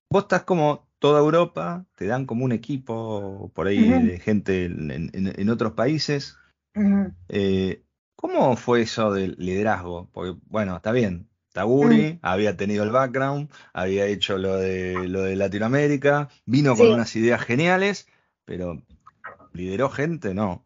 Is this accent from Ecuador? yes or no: no; Argentina; Nosotros venimos de Argentina